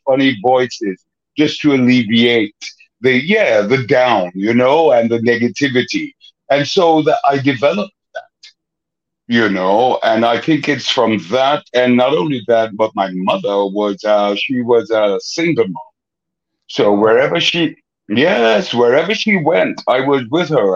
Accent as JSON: {"language": "English", "town": "Kingston", "country": "Jamaica", "tie": "born or raised there", "said": "I grew up in a very depressed area, mm. the ghetto, as they call it. I'm from Kingston, Jamaica"}